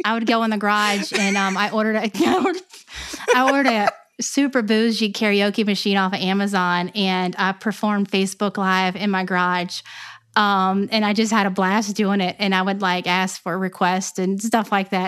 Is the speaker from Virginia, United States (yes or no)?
yes; Newport News, Virginia, United States; now in Gloucester, United States; I'm from Newport News, Virginia, and I grew up in, uh, Hilton Village